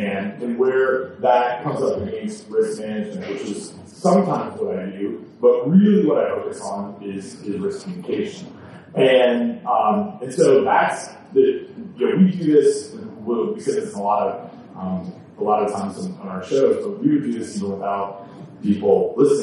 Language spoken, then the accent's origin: English; Canada; I'm from Canada.